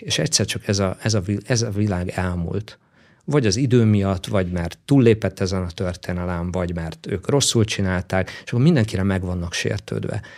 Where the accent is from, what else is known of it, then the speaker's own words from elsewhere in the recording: Szekszárd, Tolna, Hungary; also born or lived in Bátaszék; Én egy vidéki fiú vagyok, Szexádon nőttem fel